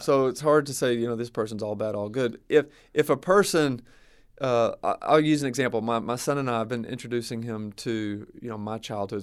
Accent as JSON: {"language": "English", "region": "the South", "country": "United States", "tie": "born or raised there", "said": "growing up in the South, I know certain little subcultures"}